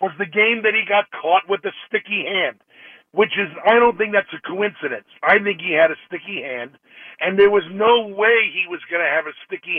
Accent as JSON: {"language": "English", "town": "New York City", "region": "New York", "country": "United States", "moved": "as an adult", "lives_now": "Winter Haven, United States", "said": "I'm originally from the Bronx, but I've been down in Winter Haven for 6 years"}